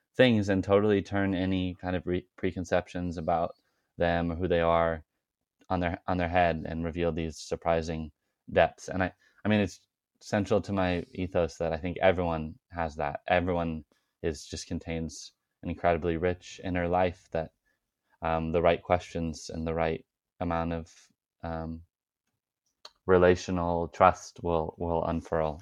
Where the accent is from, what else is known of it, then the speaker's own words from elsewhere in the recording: Arroyo Grande, California, United States; my hometown of Oroa Grande, California